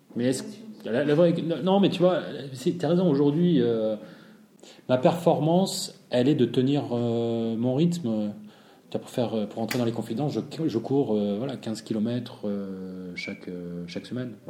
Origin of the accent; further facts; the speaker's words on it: Marseille, Provence-Alpes-Côte d'Azur, France; je suis marseillais